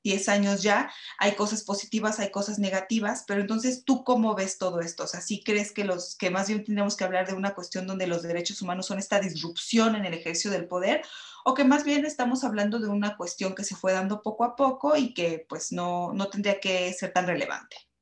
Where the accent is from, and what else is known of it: Mexico